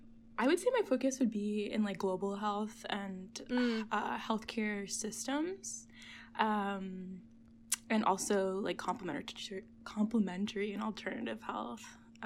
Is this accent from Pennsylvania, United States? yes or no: no; Providence, Rhode Island, United States; Yeah, so I grew up in Providence, Rhode Island. For those who don't know where that is, it's an hour south of Boston.